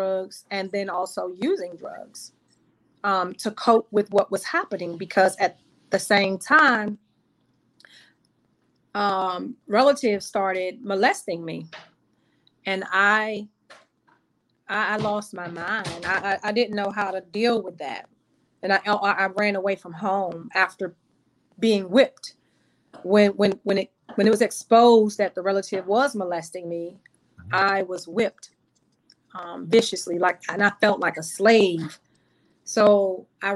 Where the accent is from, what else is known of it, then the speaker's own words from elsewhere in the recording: Washington, District of Columbia, United States; we grew up over there in Northeast by McKinley Tech